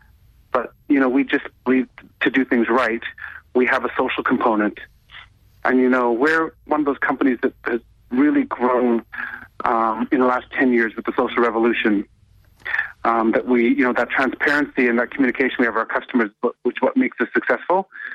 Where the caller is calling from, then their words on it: Toronto, Ontario, Canada; I'm calling from Toronto.